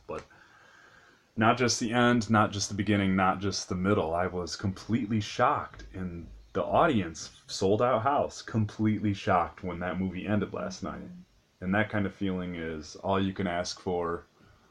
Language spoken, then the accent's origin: English; Detroit, Michigan, United States; I'm from the Detroit area.